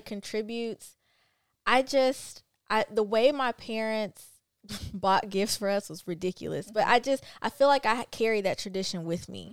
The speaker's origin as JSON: {"language": "English", "town": "Pensacola", "region": "Florida", "country": "United States", "tie": "born or raised there", "moved": "yes", "said": "we were actually in my home town, which is Pensacola."}